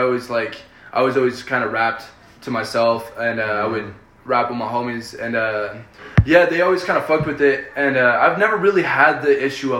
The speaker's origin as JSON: {"language": "English", "region": "Colorado", "country": "United States", "first_language": "Spanish", "second_language": "English", "said": "But I'm from Colorado."}